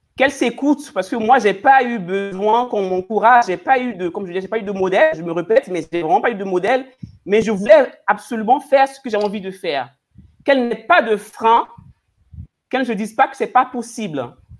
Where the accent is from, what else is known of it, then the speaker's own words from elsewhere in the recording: Côte d’Ivoire; je viens de la Côte d'Ivoire, de ma, de, ma culture, de, mon, de ma région, nous sommes les femmes gourous de Doumé